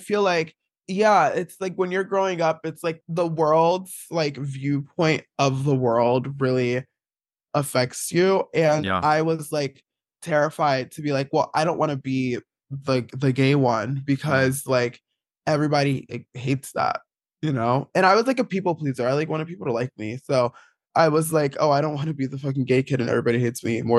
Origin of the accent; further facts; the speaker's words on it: East Orange, New Jersey, United States; I grew up in East Orange, New Jersey, which is like not a very queer place.